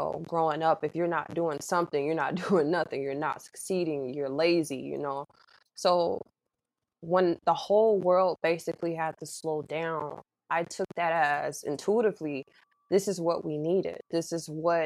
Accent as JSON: {"language": "English", "region": "Mississippi", "country": "United States", "tie": "born or raised there", "said": "I was born and raised in Mississippi, so I'm very Southern"}